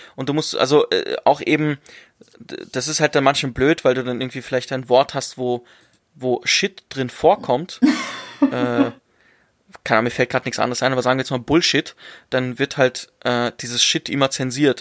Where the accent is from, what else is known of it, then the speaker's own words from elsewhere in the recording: Germany; ich bin in Deutschland geboren. Ich bin in Deutschland aufgewachsen.